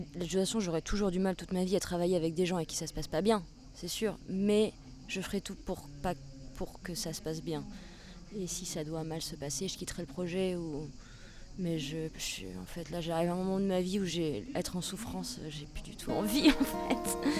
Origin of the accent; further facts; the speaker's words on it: Charente, Nouvelle-Aquitaine, France; now in Poitiers, France; je suis française née en Charente, j'ai 31 euh, ans. J'ai quitté la Charente pour euh, m'installer à Poitiers